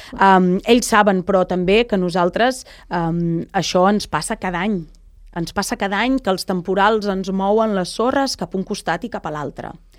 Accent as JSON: {"language": "Catalan", "town": "Lloret de Mar", "region": "Catalonia", "country": "Spain", "tie": "born or raised there", "said": "jo vaig néixer i créixer a Lloret, ai, a Canyelles"}